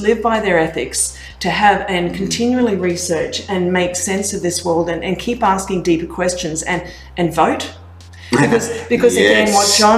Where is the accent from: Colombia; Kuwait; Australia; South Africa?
Australia; Gold Coast, Queensland; moved away as an adult; also born or lived in Canada; I grew up on the Gold Coast, I grew up in Australia